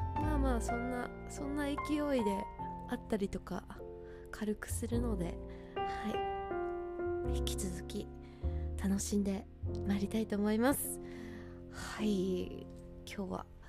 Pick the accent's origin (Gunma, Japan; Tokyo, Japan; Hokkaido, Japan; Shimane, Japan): Hokkaido, Japan; moved away; その時に北海道に帰ろうと思ってたら